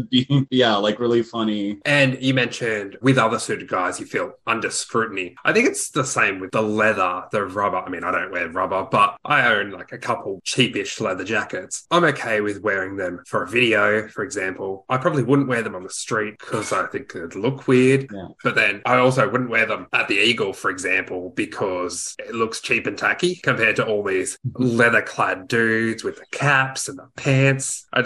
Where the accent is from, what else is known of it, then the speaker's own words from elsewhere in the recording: Australia; I'm Aussie, so bastard would be a term of endearment here.